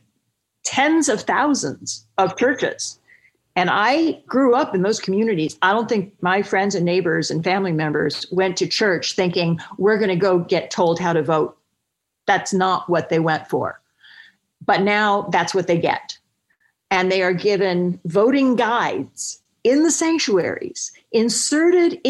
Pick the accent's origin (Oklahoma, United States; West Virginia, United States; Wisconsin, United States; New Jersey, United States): Oklahoma, United States; Stillwater; moved away; my hometown of Stillwater, Oklahoma